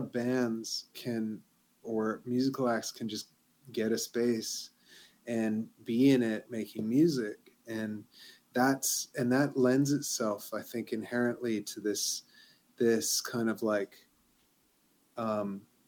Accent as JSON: {"language": "English", "town": "Vancouver", "region": "British Columbia", "country": "Canada", "moved": "as an adult", "lives_now": "Montreal, Canada", "said": "I'm from Vancouver originally and I've lived here for 15 years or so."}